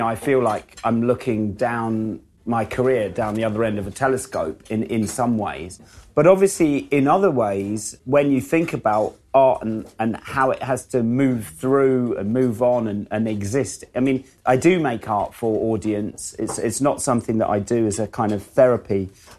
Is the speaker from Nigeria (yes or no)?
no; United Kingdom; even if I would paint a painting of a cup of tea, it would be seen through the filter of being a British artist.